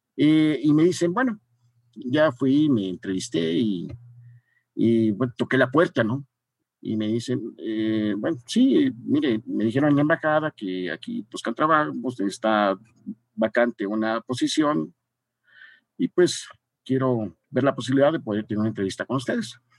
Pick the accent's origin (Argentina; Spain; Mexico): Mexico